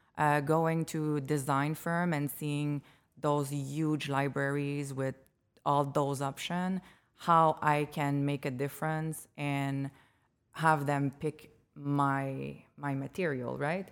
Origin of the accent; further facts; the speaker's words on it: Montreal, Quebec, Canada; moved away as an adult; now in Chicago, United States; I come from Montreal, Quebec. Uh, I moved here three years ago.